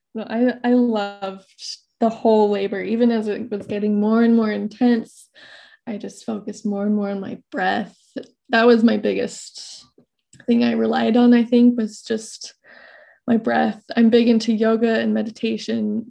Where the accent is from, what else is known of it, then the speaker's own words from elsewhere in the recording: Idaho, United States; I'm from Idaho. I currently live in North Idaho.